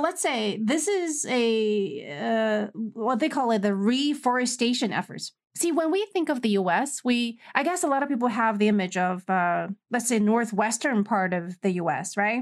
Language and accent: English; China